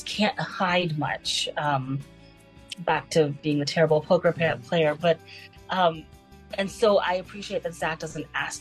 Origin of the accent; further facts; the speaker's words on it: Texas, United States; also born or lived in Canada; now in Los Angeles, United States; I was born in Canada, raised in Texas, and now living in LA.